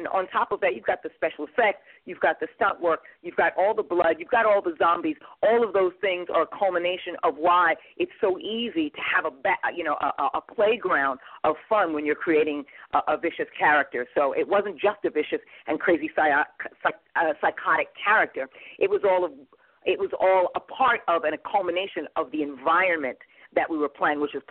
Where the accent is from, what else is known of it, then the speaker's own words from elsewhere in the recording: New York, United States; moved away as an adult; I'm from New York